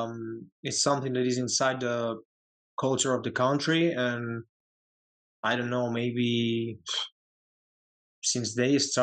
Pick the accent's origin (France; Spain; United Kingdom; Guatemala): Spain; Community of Madrid; English is a second language; moved away; also born or lived in United States; I was born in Madrid, the capital. I live in a home. My hometown is like a little city, little town. In Madrid, in the region of Madrid, but not in the city.